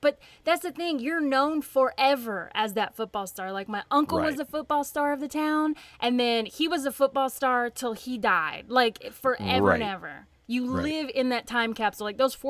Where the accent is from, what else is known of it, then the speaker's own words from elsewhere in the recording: the South, United States; accent: Southern; My Southern accent may pop up here, so I apologize. It just kind of creeps in, and I can't help it.